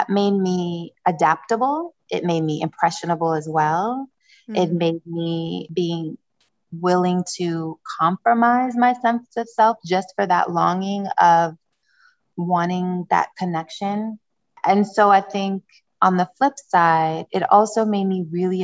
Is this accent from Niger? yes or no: yes; Niger; moved away; also born or lived in Democratic Republic of the Congo / Republic of the Congo; I was born in Democratic Republic of Congo, Central Africa. And my mother, who raised me loosely, but she was my primary parent, caretaker. She raised me as a single mother in Niger, West Africa